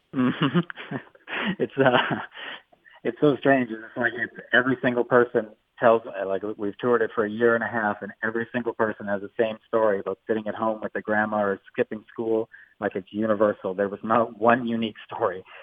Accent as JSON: {"language": "English", "town": "Vancouver", "region": "British Columbia", "country": "Canada", "said": "I'm from Vancouver"}